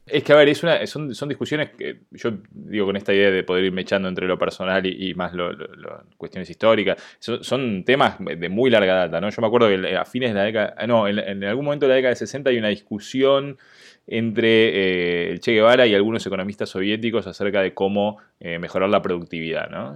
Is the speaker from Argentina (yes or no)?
yes; Argentina; now in United States; Yo soy argentino, pero estoy viviendo en Estados Unidos